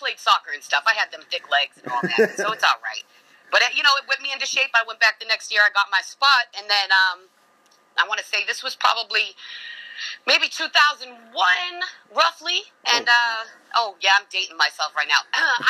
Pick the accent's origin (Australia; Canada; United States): United States; Beverly, Massachusetts; also born or lived in Lawrence / Boston; So, I was born in Beverly. I lived in Lawrence, like where Term and all of them from for a long time. I bounced around a lot.